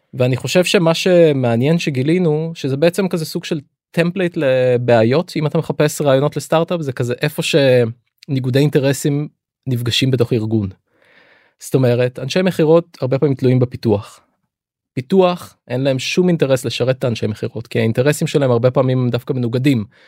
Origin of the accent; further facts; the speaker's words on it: Lod, Central District, Israel; אני את הילדות שלי ביליתי בלוד